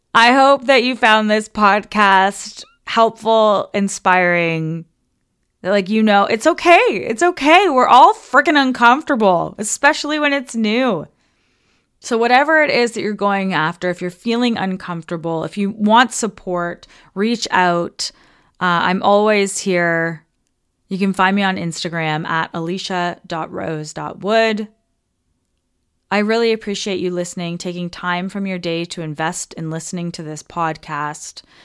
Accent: Toronto, Ontario, Canada; moved away as an adult; We're from Toronto.

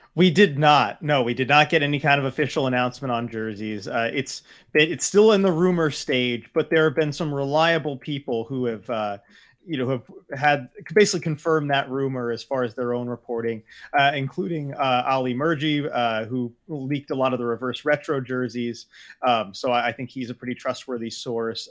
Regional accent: California, United States; growing up in California

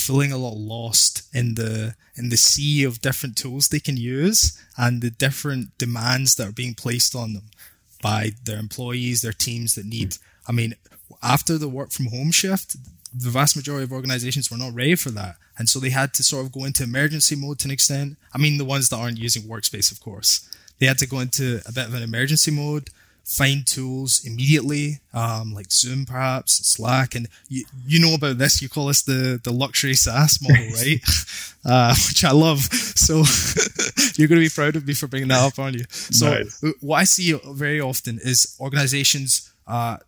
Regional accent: Glasgow, Scotland, United Kingdom; accent: Scottish; moved away as an adult; now in Canada; my Scottish accent

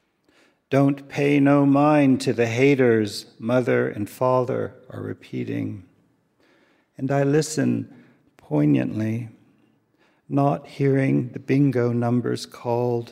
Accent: the South, United States; moved away; also born or lived in Japan; as a young man growing up in the South

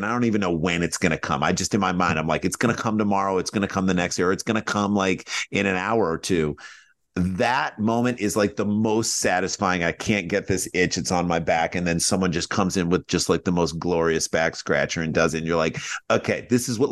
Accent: St. Louis, Missouri, United States; we grew up in St. Louis, Midwest

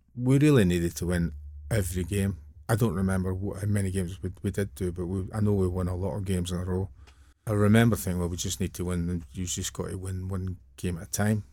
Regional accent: Airdrie, Scotland, United Kingdom; also born or lived in Bellshill; I was born in Bellshill, but I'm from Airdrie.

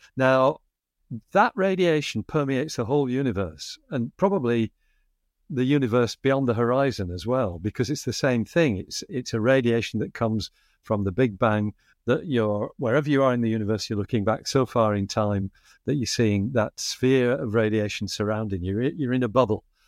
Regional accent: Bradford, Yorkshire and the Humber, United Kingdom; accent: Northern England flat vowels; now in Australia; where I grew up in Bradford in the north of England

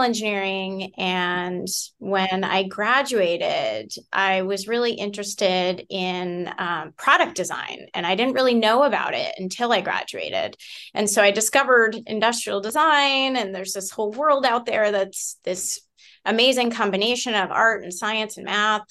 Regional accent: Concord, Massachusetts, United States; I grew up in the Boston area

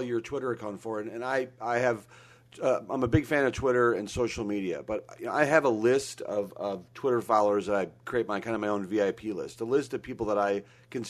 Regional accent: Minnesota, United States; growing up in Minnesota

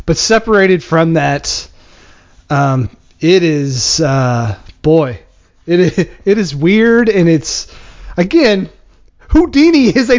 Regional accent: Lexington, Kentucky, United States; I grew up in Lexington

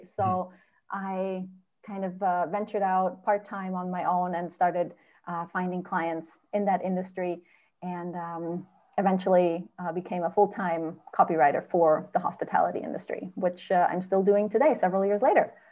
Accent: Germany; I lived my whole life growing up in Germany.

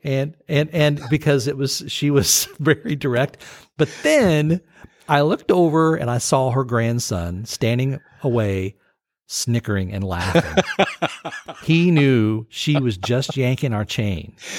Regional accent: United States; growing up in the United States

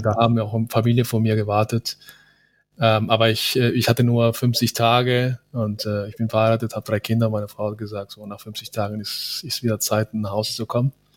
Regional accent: Cali, Valle del Cauca, Colombia; now in Germany; ich bin in, in Cali geboren

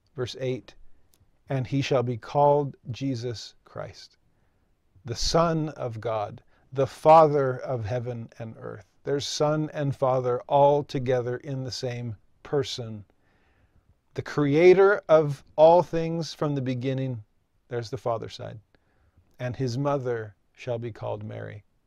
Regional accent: Santa Clarita, California, United States; I grew up in Southern California, just north of Los Angeles. and Six Flags Magic Mountain was in my hometown.

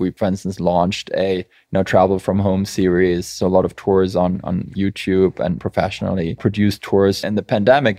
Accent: Germany; now in United States; I'm from Germany, we just love policy and process

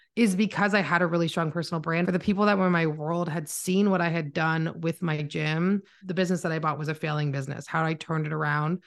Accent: Canada; accent: Canadian; also born or lived in Toronto; I am Canadian, so if you hear my accent, I am from Canada.

